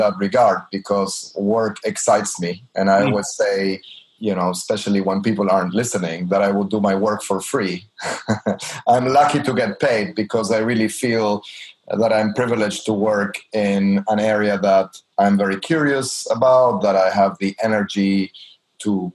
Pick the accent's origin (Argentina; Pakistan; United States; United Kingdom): Argentina; I'm from Argentina